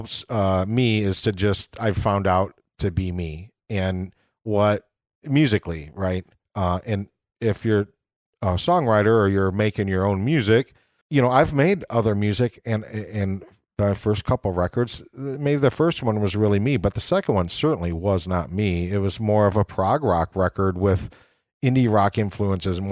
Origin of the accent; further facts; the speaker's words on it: Rock Falls, Illinois, United States; moved away as an adult; now in Chicago, United States; I grew up in Rock Falls, Illinois, which is 110 miles west of here